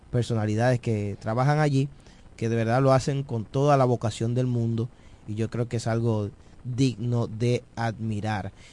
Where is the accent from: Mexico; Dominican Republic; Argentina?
Dominican Republic; los dominicanos